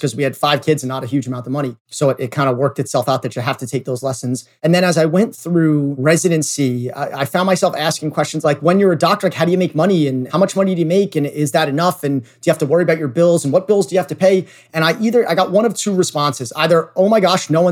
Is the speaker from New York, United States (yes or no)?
yes; New York City, New York, United States; I grew up in New York City in a relatively normal family